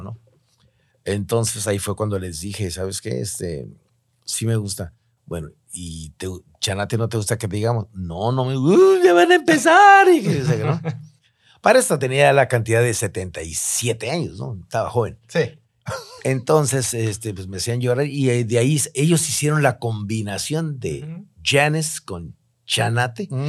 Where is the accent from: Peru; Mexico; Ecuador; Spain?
Mexico; Tijuana, Baja California; also born or lived in Mexico City; llegué a Tijuana, después de haber trabajado para Televisa México y, la radio XCW, este, me regresé a mi terruño querido